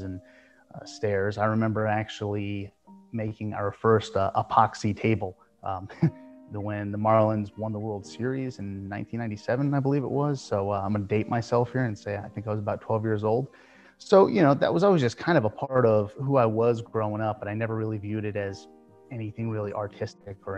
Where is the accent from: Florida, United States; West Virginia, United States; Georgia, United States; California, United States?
Florida, United States; South; moved away as an adult; I moved back down to my hometown in South Florida